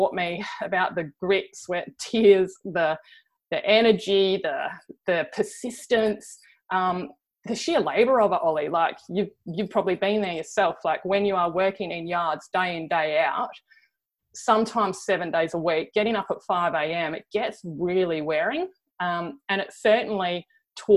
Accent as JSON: {"language": "English", "town": "Cleve", "region": "South Australia", "country": "Australia", "tie": "born or raised there", "said": "I grew up in Cleve on the Eyre Peninsula, a small farming community"}